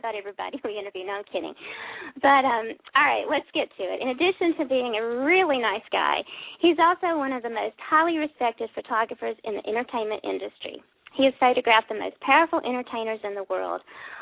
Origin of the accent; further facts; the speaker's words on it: South Carolina, United States; I'm from South Carolina